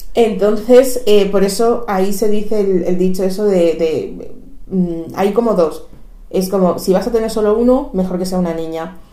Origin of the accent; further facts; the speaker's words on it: Equatorial Guinea; now in Spain; soy de Guinea Ecuatorial